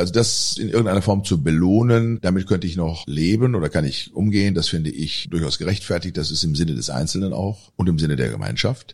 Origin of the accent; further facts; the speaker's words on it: Germany; bei uns in Deutschland